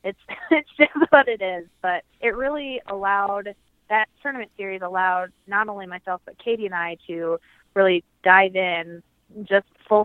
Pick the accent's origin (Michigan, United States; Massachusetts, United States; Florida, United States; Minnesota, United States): Minnesota, United States; Minneapolis; also born or lived in North Carolina / southern United States; when I was 10, we moved back to Minnesota